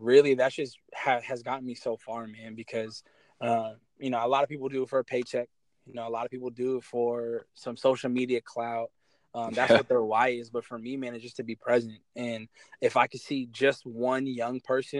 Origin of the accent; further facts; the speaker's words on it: Kent, Washington, United States; also born or lived in Ventura, California; And the city I'm from Kent, Washington. I was born in Ventura, California, but I grew up in Kent.